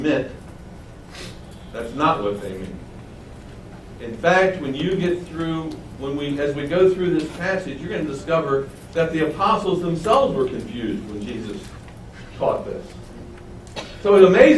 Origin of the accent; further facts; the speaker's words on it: Baltimore, Maryland, United States; moved away; I'm from Baltimore. And all I can say is that Baltimore hasn't changed since I left it at the end of 1982.